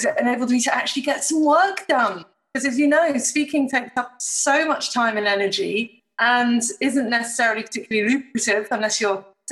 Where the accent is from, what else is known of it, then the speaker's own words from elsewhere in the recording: Chester, North West England, United Kingdom; moved away as an adult; now in Sydney, Australia; I am, of course, British, born in wonderful Chester near Manchester. But I've been here for about, 20 years now.